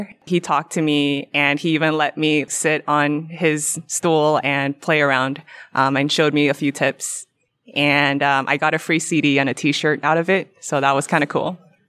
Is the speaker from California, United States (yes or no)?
yes; California, United States; I'm from Orange County, California.